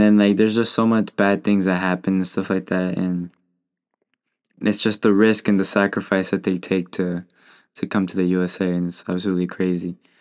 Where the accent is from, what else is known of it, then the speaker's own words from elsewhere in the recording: United States; I'm born here